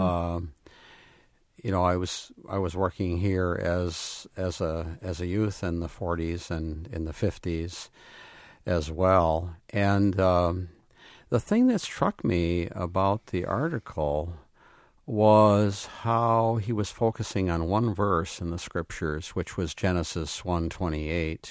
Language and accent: English; Grand Rapids, Michigan, United States; now in Dunn, Wisconsin, United States; I grew up in Grand Rapids in an urban church